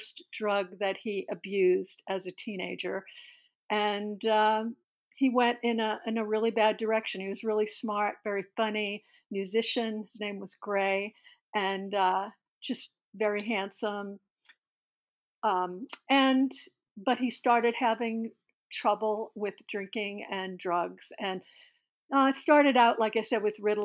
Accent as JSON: {"language": "English", "town": "New Orleans", "region": "Louisiana", "country": "United States", "tie": "born or raised there", "moved": "as an adult", "lives_now": "Pittsburgh, United States", "said": "I was born in New Orleans in 1954"}